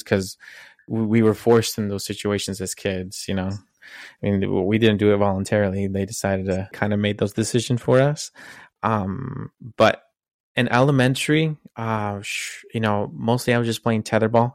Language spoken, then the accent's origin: English; Utah, United States; also born or lived in California / Texas; One of the moves that I did from elementary was I moved state lines. I moved from California to Utah.